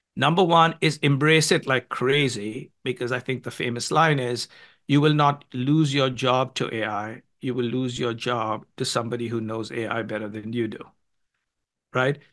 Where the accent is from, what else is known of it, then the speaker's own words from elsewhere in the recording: India; moved away; when I was growing up in India